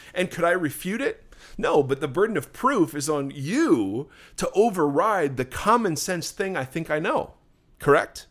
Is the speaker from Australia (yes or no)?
no; Ohio, United States; now in Southern California, United States; I grew up in Ohio